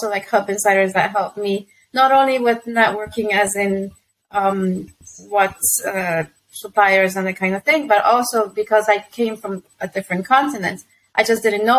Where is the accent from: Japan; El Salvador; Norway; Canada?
El Salvador; moved away as an adult; also born or lived in Mexico; now in London, United Kingdom; I'm from El Salvador